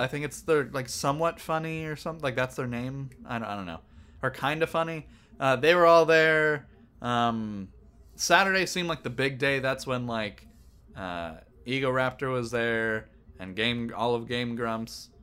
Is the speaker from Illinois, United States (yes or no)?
no; Northern California, United States; I'm from Northern California too